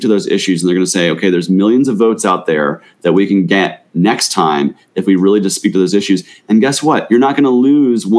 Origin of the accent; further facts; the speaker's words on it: Gwinnett County, Georgia, United States; we grew up in Gwinnett County